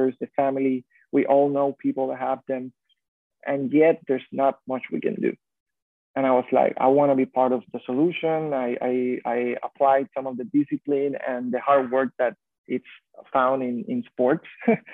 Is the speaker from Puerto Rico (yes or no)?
yes; Puerto Rico; growing up in Puerto Rico